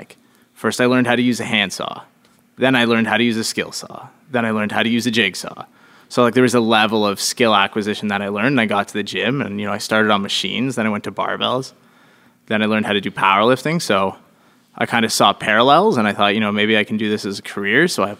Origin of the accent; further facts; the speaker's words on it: Calgary, Alberta, Canada; born there; So I was born in Calgary, not too far from where the Olympic Village is.